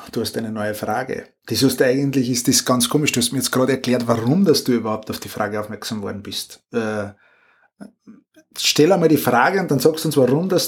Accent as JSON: {"language": "German", "country": "Austria", "said": "wir sind ja Österreicher, wie man unschwer hört, aber trotzdem näher der Grenze"}